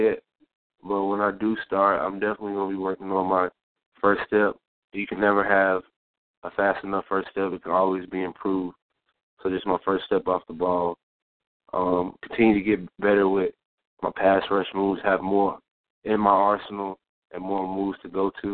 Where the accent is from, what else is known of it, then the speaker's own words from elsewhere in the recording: Raleigh, North Carolina, United States; I'm from Raleigh, so I'm used to being in the city